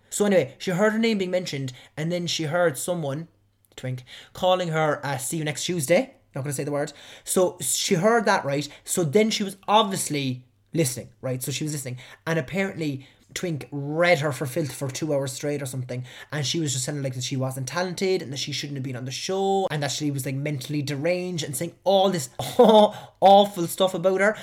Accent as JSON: {"language": "English", "town": "Cork", "region": "Munster", "country": "Ireland", "accent": "Cork", "said": "my Cork accent"}